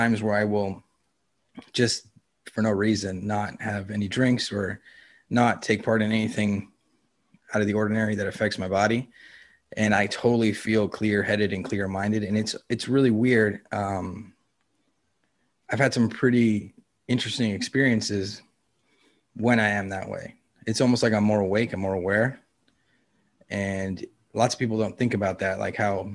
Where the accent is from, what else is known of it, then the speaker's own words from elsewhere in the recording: Los Angeles, California, United States; I grew up in California and in Los Angeles and Venice Beach